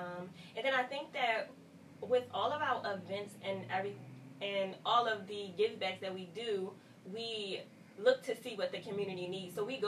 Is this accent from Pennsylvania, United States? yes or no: yes; Philadelphia, Pennsylvania, United States; I grew up in North Philadelphia